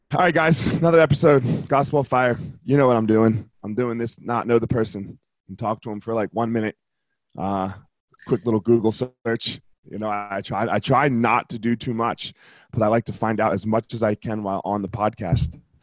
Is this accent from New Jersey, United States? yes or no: yes; New Jersey, United States; moved away as an adult; now in Colorado, United States; I, moved to Colorado 21 years ago. I left the dirty Jers.